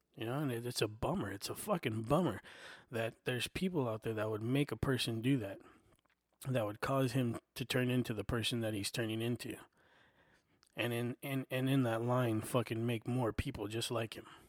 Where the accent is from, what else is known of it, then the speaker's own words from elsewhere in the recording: United States; I'm an American. I was born right here.